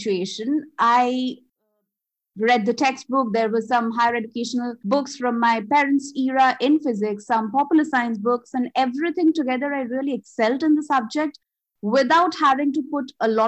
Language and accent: English; Kolkata, West Bengal, India; first language Bengali; English is a second language; moved away as an adult; now in Melbourne, Australia; I was born and brought up in Calcutta or Kolkata, which is in India, eastern zone of India. So my native language is Bengali